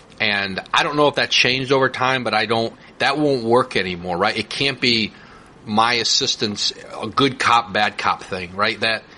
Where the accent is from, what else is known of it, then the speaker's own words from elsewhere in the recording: Connecticut, United States; when I was a kid growing up in Connecticut.